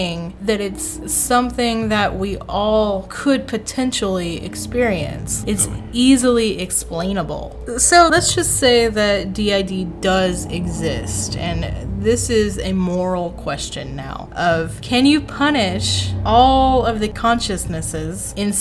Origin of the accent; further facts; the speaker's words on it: Tennessee, United States; my home state of Tennessee